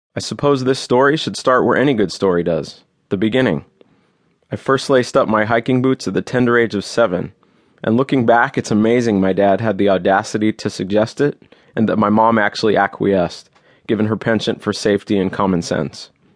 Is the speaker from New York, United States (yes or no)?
no; Los Angeles, California, United States; I grew up in Los Angeles